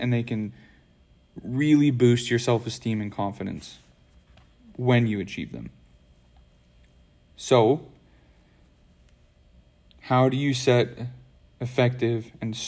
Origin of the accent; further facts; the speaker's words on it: Idaho, United States; I'm from Idaho.